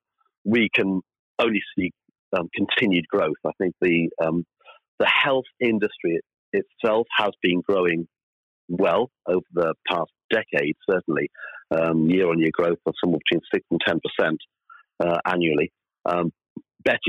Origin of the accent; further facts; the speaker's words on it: Wales, United Kingdom; moved away; I'm Welsh originally